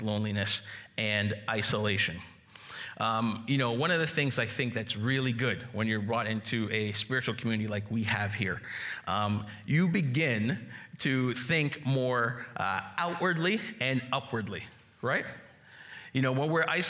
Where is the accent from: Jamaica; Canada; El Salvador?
Jamaica; I'm Jamaican